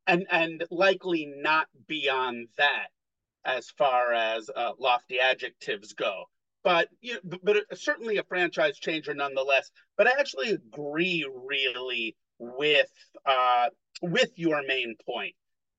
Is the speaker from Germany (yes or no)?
no; New York, United States; the time when you and I were growing up in New York